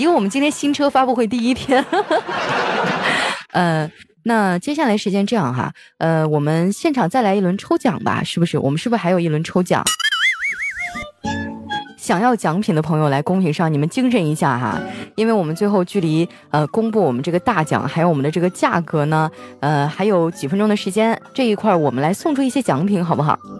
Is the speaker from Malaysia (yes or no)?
no; Northeast China, China; now in Shanghai, China; 啊，我在上海工作，我东北人，